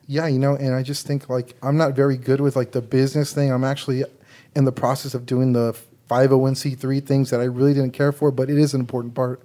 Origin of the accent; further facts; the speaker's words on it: San Antonio, Texas, United States; I grew up in San Antonio, Texas, and I don't know if you can tell from my voice, but I am Mexican-American.